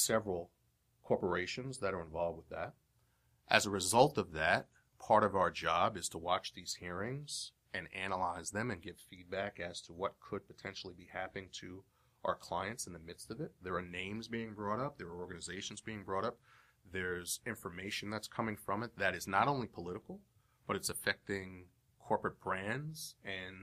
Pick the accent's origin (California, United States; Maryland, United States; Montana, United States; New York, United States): New York, United States; New York City; I'm from Brooklyn. I was born in Brooklyn